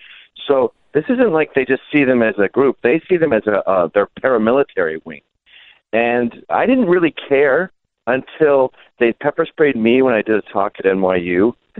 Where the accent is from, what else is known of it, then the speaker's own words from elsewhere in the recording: England, United Kingdom; born there; I was born in England. I only lived there temporarily.